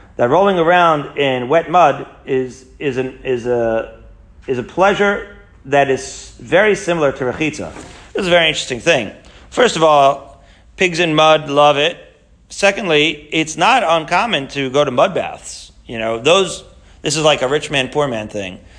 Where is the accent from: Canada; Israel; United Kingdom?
Israel; Haifa, Haifa District; moved away; when I was growing up in Israel in Haifa